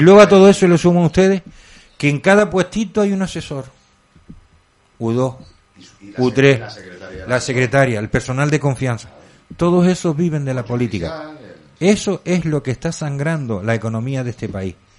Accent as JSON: {"language": "Spanish", "town": "Candelaria", "region": "Canary Islands", "country": "Spain", "said": "Candelaria, yo soy de Candelaria"}